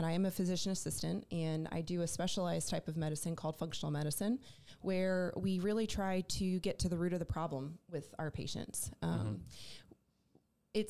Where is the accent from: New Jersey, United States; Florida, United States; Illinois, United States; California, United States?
New Jersey, United States; moved away as an adult; also born or lived in Raleigh, North Carolina; now in Charlotte, United States; I'm originally actually from South Jersey